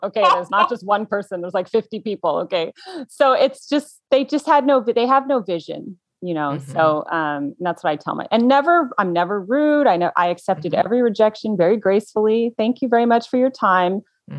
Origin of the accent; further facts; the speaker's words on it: United States; their way of life is so different than ours in America.